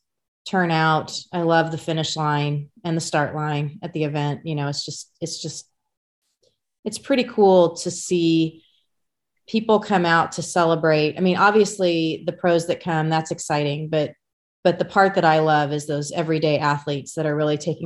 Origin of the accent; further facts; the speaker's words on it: Emporia, Kansas, United States; Emporia is my hometown.